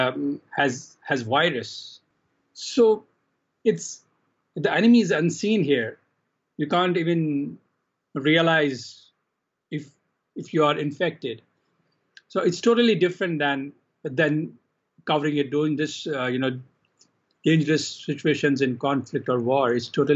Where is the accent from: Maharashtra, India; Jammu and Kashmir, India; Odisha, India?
Jammu and Kashmir, India; also born or lived in Calcutta; when I was a teenager in Kashmir, my hometown.